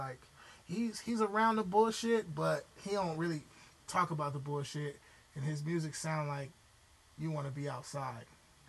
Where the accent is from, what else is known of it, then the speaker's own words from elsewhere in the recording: Los Angeles, California, United States; being from L.A.